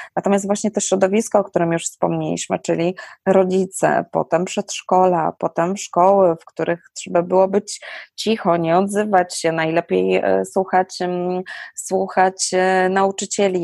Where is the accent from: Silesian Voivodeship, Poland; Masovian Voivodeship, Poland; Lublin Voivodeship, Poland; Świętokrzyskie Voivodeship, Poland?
Silesian Voivodeship, Poland; u nas na Śląsku